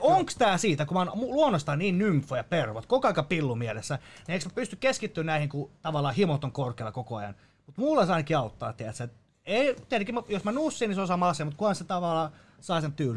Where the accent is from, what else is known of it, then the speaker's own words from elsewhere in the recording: Finland; Mä oon täysin suomalainen